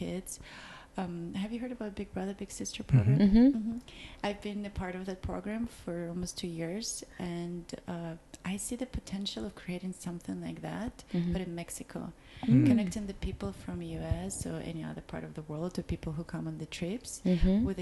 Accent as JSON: {"language": "English", "country": "Belarus", "moved": "yes", "said": "I'm from Belarus"}